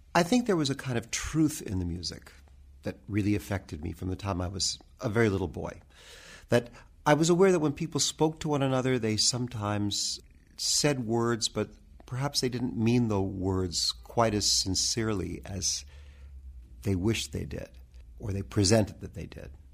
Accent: United States; I'm very proud of being an American musician

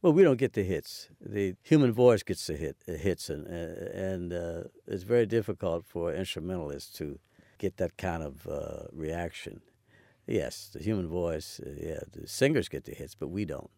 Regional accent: Pittsburgh, Pennsylvania, United States; moved away; also born or lived in Chicago; my hometown, again, Pittsburgh

